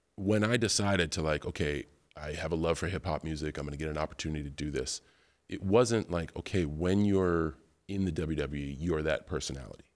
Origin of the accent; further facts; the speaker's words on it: West Newbury, Massachusetts, United States; growing up in West Newbury, Massachusetts